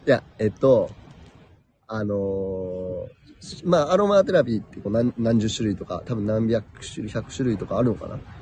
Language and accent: Japanese; Chiba, Japan; moved away as an adult; also born or lived in New Mexico; 育ちは千葉県ですね。